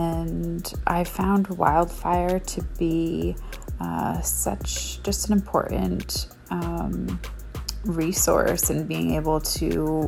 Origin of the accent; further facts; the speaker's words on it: Portland, Maine, United States; I'm from Portland, Maine. I was first diagnosed when I was 29.